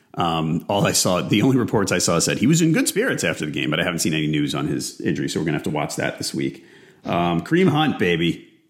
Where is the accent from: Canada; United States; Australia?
United States; New York City, New York; where I grew up in Staten Island